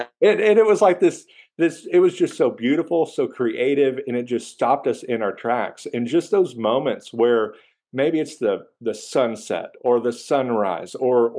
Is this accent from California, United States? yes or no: no; Texas, United States; I'm from Texas.